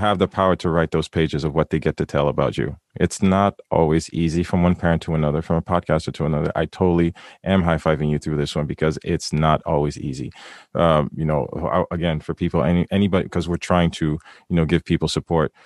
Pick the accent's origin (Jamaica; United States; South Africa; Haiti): Haiti; I'm from the Caribbean, I'm from Haiti